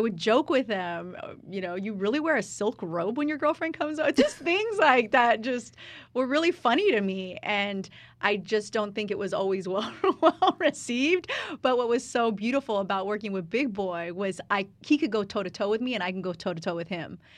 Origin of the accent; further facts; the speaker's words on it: Riverside, California, United States; now in Los Angeles, United States; I was born and raised in Riverside